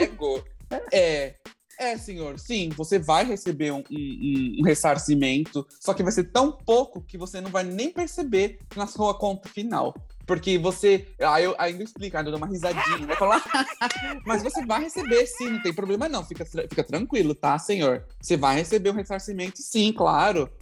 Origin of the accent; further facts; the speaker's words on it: Brazil; first language Portuguese; moved away; also born or lived in Texas; Sou, mas eu não falo espanhol.